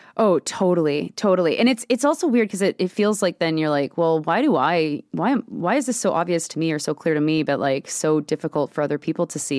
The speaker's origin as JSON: {"language": "English", "country": "Canada", "said": "as a Canadian"}